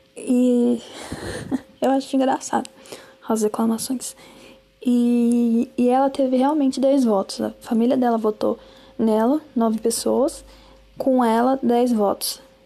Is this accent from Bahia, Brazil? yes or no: yes; Juazeiro, Bahia, Brazil; moved away; em Juazeiro, né? Que é a minha terrinha. Eu nasci lá. Juazeiro, Bahia.